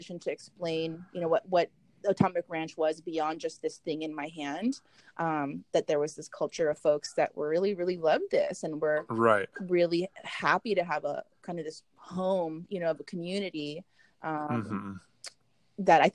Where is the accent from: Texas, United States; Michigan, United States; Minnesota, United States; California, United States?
California, United States; Southern; also born or lived in Hollywood, California; Here in Southern California. I was born in Hollywood, California